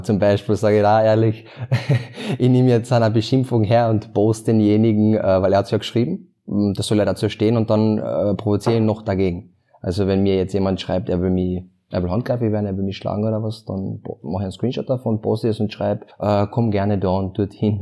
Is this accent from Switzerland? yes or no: no; Klagenfurt, Carinthia, Austria; ich komme aus Klagenfurt